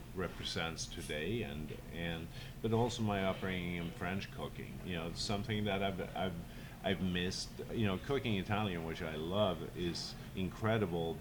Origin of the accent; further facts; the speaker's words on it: Sweden; also born or lived in Southern California / Napa Valley; now in San Francisco, United States; Being Swedish